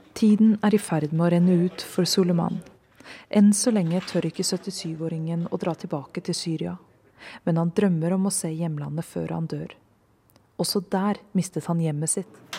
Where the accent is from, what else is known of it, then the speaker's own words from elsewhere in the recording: Fredrikstad, Østfold, Norway; moved away as an adult; now in Nairobi, Kenya; I hjembyen min Fredrikstad